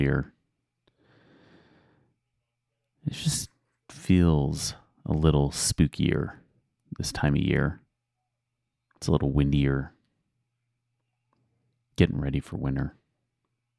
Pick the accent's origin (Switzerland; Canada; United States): United States; Spring Canyon, Utah; When I grew up in Spring Canyon